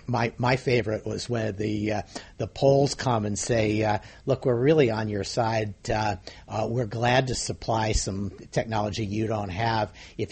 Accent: United States; We're from the United States.

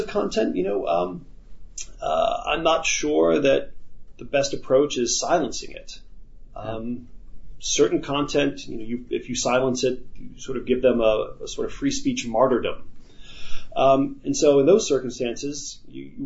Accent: United States; as an American

